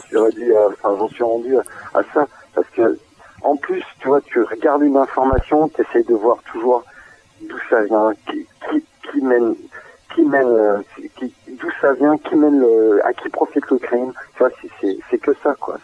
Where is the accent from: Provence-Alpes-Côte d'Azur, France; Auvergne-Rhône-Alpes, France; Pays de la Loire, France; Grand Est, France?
Pays de la Loire, France; Vendée; moved away; also born or lived in Nantes; je suis originaire de Vendée, j'ai vécu principalement à Nantes et j'ai remigré euh, en Vendée